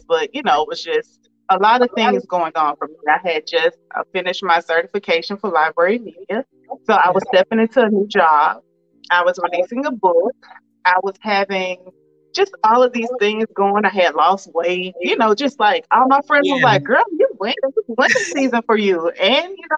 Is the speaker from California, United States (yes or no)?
no; Swainsboro, Georgia, United States; moved away as an adult; now in Conyers, United States; we're from the same hometown. We grew up not far from each other. So again, like I mentioned, I'm from Swainsboro, Georgia, very small town.